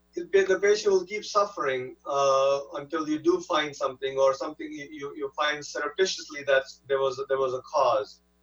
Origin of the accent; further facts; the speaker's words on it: India; now in United States; I'm not uh, you know, from this country originally. I'm, I'm from India